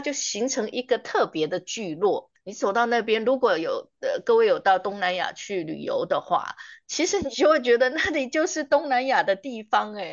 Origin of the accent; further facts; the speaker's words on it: Taiwan; 我们台湾人民